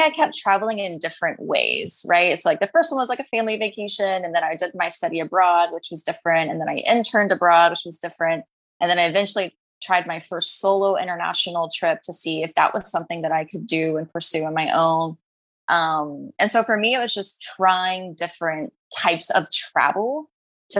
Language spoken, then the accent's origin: English; Texas, United States; also born or lived in London; growing up in Texas.